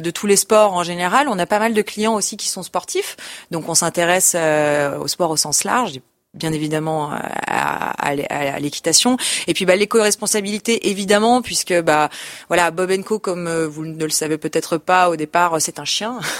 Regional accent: Lyon, Auvergne-Rhône-Alpes, France; je suis née à Lyon

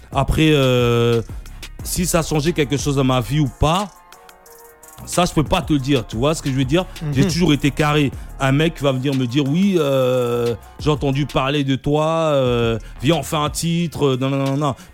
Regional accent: DR Congo; depuis moi je suis congolais, tu vois. Ouais quand tu es congolais, tu, tu, baignes dans la musique depuis que tu né.

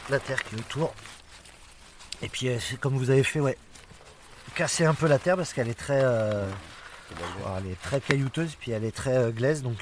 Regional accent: Centre-Val de Loire, France; me réenraciner en fait chez moi en Touraine, de relocaliser mes activités, et puis de boucler une boucle.

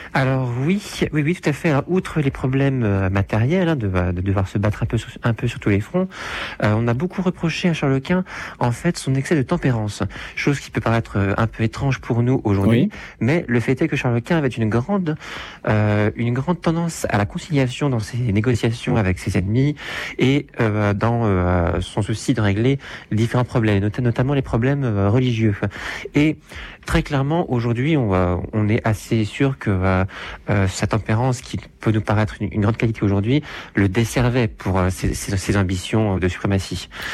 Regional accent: France; nous, en tant que Français

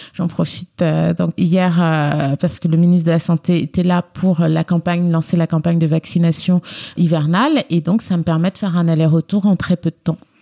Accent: Guinea; also born or lived in Lyon, France; now in Paris, France; je viens de Lyon et plus exactement de la République de Guinée

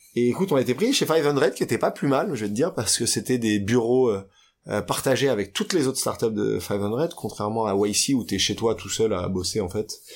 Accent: Paris, Île-de-France, France; j'ai grandi à Paris. Je suis né à Paris, mhm. dans les beaux quartiers, dans le 16e arrondissement jusqu'à mes 12 ans

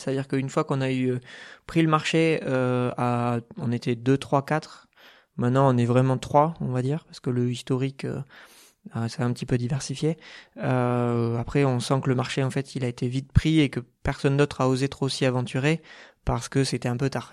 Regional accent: Bergerac, Nouvelle-Aquitaine, France; moved away as an adult; also born or lived in Bordeaux; now in Toulouse, France; je suis né en Dordogne, donc à Bergerac, jusqu'à jusqu'au bac, jusqu'à 18 ans

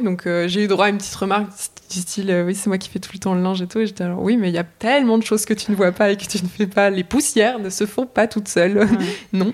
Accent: the Nord, Hauts-de-France, France; j'ai grandi, j'ai grandi dans le Nord

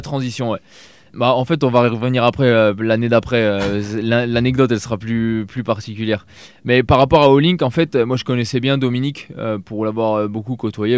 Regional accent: Alsace, Grand Est, France; moved away as an adult; j'habitais en Alsace à la base. Euh, j'ai déménagé à 2 heures, deux heures euh, de, ma ville natale où j'ai tous mes potes

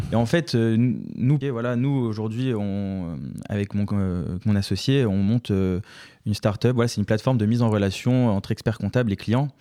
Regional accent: Neuilly-sur-Seine, Île-de-France, France; je viens de Neuilly-sur-Seine

